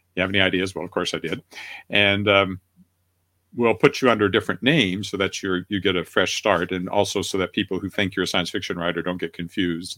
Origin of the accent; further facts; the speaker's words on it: Weyburn, Saskatchewan, Canada; now in Regina, Canada; I was editor of a newspaper at the age of 24 in Weyburn, Saskatchewan, my hometown